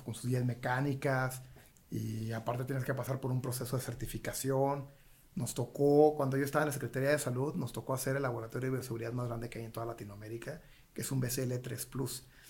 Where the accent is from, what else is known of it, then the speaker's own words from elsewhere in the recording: Nuevo Laredo, Tamaulipas, Mexico; Yo soy de Nuevo Laredo, Tamaulipas, yo soy de frontera